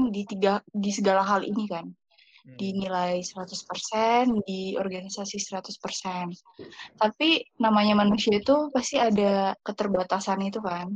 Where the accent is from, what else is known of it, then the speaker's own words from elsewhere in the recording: Pematang Siantar, North Sumatra, Indonesia; now in Bekasi, Indonesia; Aku asalnya dari Pematang Siantar, Sumatera Utara tapi sekarang domisili di Bekasi.